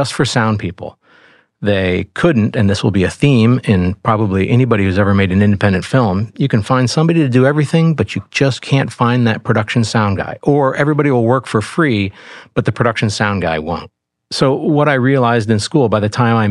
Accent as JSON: {"language": "English", "town": "Rochester", "region": "New York", "country": "United States", "tie": "born or raised there", "moved": "as an adult", "lives_now": "Los Angeles, United States", "said": "I'm from Rochester, New York, the land of Eastman Kodak, where my dad was an electrochemist"}